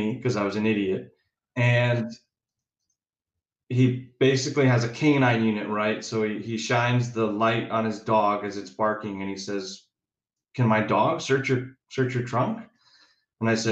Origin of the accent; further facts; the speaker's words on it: Chicago, Illinois, United States; moved away as an adult; also born or lived in Indiana; I was born in Chicago, yeah, and that's where it all started, and it evolved from there. So Chicago, grew up, you know, normal kid